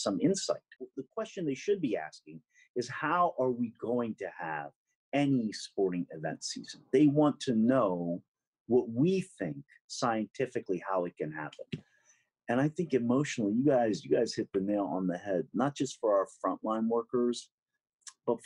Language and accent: English; New York City, New York, United States; I'm a New Yorker through and through